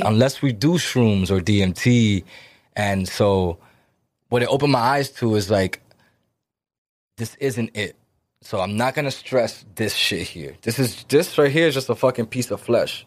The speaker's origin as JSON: {"language": "English", "town": "Lawrence", "region": "Massachusetts", "country": "United States", "said": "we're Dominican, right? And, uh, we come from Lawrence"}